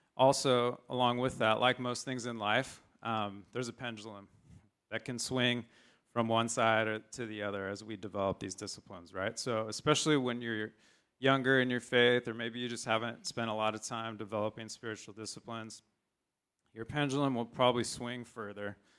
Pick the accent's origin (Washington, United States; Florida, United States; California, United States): California, United States; San Diego; I grew up in San Diego